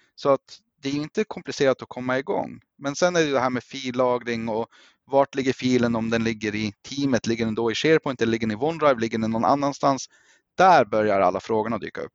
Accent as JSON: {"language": "Swedish", "country": "Norway", "also_born_or_lived": "Östersund, Sweden", "moved": "yes", "lives_now": "Sweden", "said": "Jag är själv norrman som grund"}